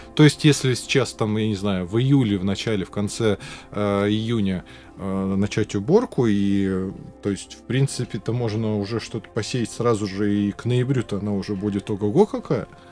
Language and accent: Russian; Zabaykalsky Krai, Russia; я родом из Забайкалья